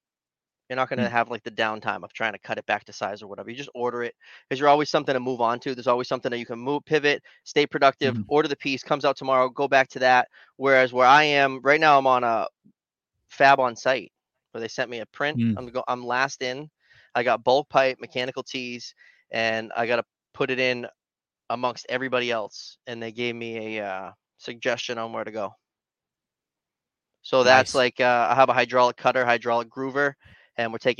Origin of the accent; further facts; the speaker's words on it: Leominster, Massachusetts, United States; I went to Leominster High School